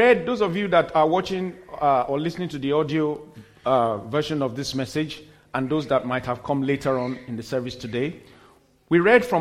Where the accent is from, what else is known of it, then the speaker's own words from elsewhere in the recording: Nigeria; also born or lived in United States; we got back to my home country, Nigeria